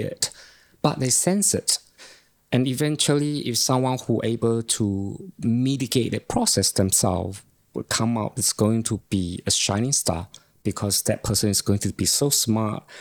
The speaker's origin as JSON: {"language": "English", "country": "Malaysia", "tie": "born or raised there", "moved": "yes", "lives_now": "New Zealand", "said": "growing up in Malaysia"}